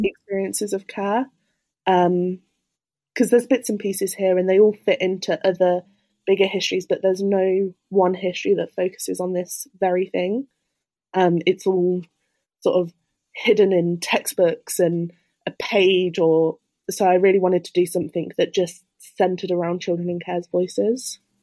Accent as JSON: {"language": "English", "town": "Birmingham", "region": "West Midlands", "country": "United Kingdom", "moved": "as an adult", "lives_now": "Cambridge, United Kingdom", "said": "I'm originally from Birmingham"}